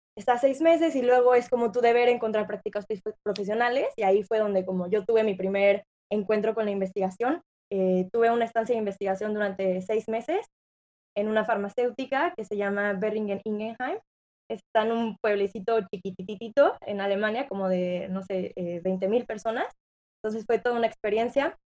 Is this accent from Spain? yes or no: no; San Luis Potosí, Mexico; moved away as an adult; also born or lived in Querétaro / Monterrey; yo soy originaria de San Luis Potosí.